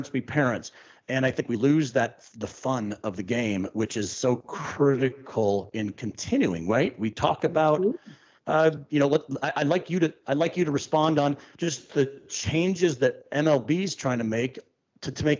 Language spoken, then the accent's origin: English; Pittsburgh, Pennsylvania, United States; I'm from Pittsburgh.